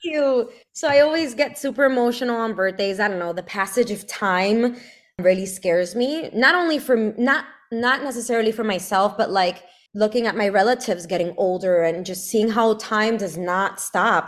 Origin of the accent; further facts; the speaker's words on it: Brooklyn, New York, United States; also born or lived in Connecticut; I grew up in, in Brooklyn